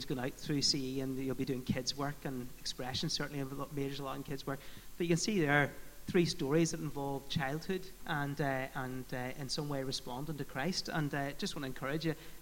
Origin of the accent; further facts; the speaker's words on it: Fermanagh, Northern Ireland, United Kingdom; I grew up in Fermanagh, and I went to a school called Portora